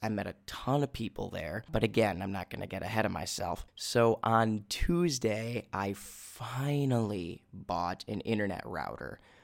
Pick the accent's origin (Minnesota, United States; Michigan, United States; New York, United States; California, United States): Minnesota, United States; accent: Minnesotan; moved away as an adult; my accent come out as American, especially Minnesotan